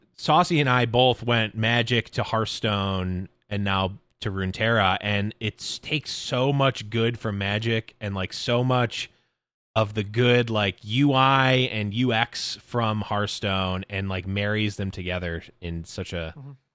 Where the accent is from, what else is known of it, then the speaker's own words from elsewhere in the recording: Buffalo, New York, United States; I'm from Buffalo, New York